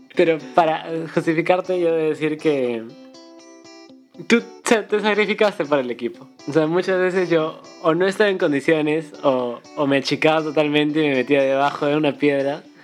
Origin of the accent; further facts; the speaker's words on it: Cusco, Peru; now in Lima, Peru; me mudé a Lima y. Porque somos de Cusco